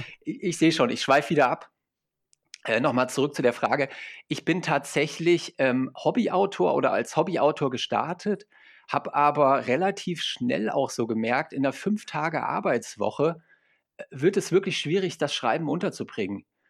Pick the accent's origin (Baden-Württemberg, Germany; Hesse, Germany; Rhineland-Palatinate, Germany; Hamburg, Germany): Hesse, Germany; Fulda; ich komme hier aus Fulda, das ist so die Mitte